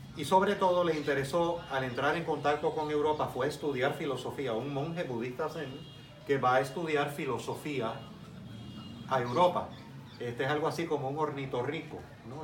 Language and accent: Spanish; Puerto Rico; also born or lived in Cuba; estuve hasta los 10 años de edad en Cuba. Eh, tengo 58 años, ya soy más de Puerto Rico que de Cuba, literalmente, existencialmente y esencialmente